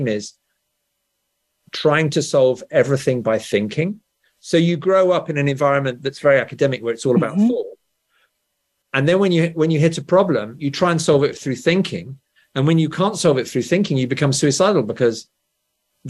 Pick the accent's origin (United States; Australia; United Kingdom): United Kingdom; England; born or raised there